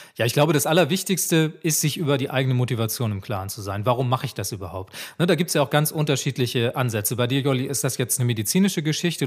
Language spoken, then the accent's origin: German; Swabia, Germany; dass ich gebürtiger Schwabe bin